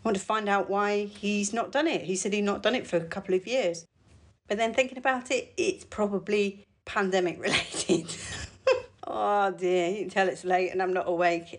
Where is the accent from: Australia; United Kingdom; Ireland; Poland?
United Kingdom